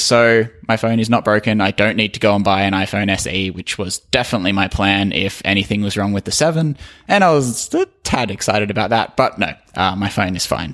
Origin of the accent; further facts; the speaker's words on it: Australia; I'm Australian.